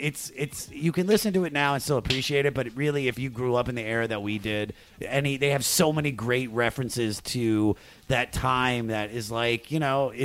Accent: Germantown, Maryland, United States; I'm not actually British. I'm from Germantown, Maryland.

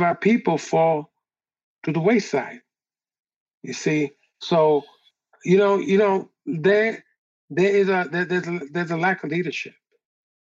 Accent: New York City, New York, United States; I grew up on the Lower East Side

